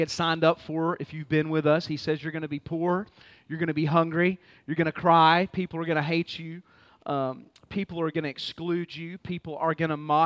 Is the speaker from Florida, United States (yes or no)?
no; Fort Worth, Texas, United States; moved away; also born or lived in Baltimore; Born and raised in Fort Worth, Texas